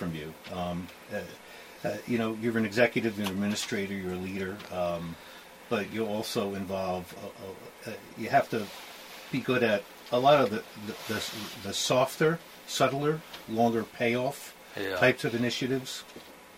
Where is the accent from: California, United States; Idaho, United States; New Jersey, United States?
New Jersey, United States; Bayonne; moved away; I grew up in Bayonne, New Jersey